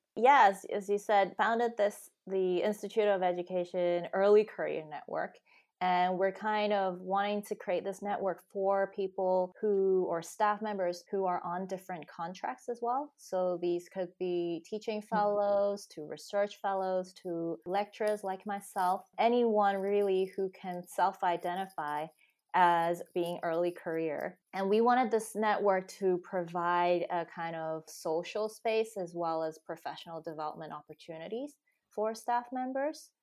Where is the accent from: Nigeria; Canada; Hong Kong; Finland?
Hong Kong; moved away as an adult; also born or lived in United States; now in United Kingdom; I grew up in Hong Kong, spent, you know, my high school years there.